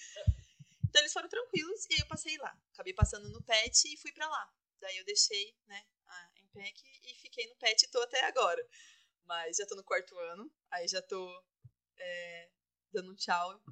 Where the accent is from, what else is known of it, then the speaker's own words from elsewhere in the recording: Castro, Paraná, Brazil; moved away as an adult; now in Maringá, Brazil; eu sou de Castro, né? Uma cidade mais no sul do Paraná, mais interior